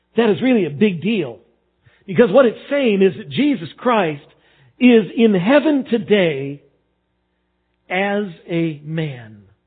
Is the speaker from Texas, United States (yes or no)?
yes; Texas, United States; growing up in Texas